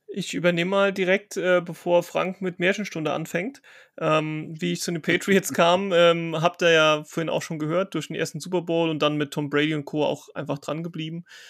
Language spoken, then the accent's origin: German; Rhineland-Palatinate, Germany; ich komme ja aus Rheinland-Pfalz